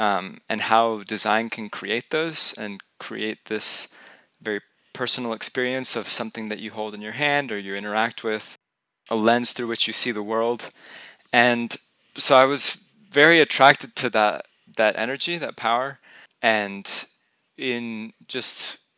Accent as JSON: {"language": "English", "town": "Houston", "region": "Texas", "country": "United States", "tie": "born or raised there", "said": "So I grew up in Houston, just a stone's throw away, actually on a street called Skipping Stone Lane."}